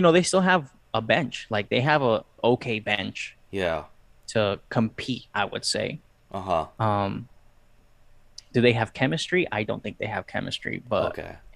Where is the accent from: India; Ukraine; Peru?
Peru; also born or lived in Ohio; now in United States; I'm Peruvian. I'm from Peru